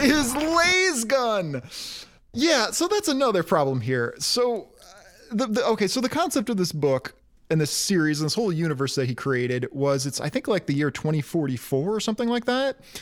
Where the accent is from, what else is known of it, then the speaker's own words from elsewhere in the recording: Detroit, Michigan, United States; growing up in Detroit